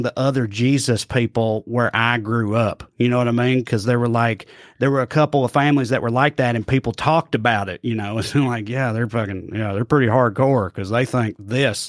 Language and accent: English; the Bible Belt, United States; I'm from the Bible Belt, you know, and like the fucking rural, a very rural part of the Bible Belt